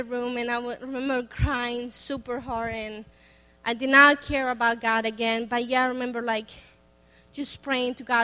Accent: Bogota, Colombia; first language Spanish; English is a second language; moved away; So I'm from Colombia, Bogota. Obviously, they speak Spanish, so my first language is Spanish, and my second language is English. So I was born there.

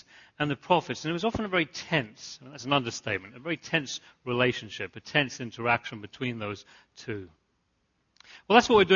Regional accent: United Kingdom; I grew up right outside London

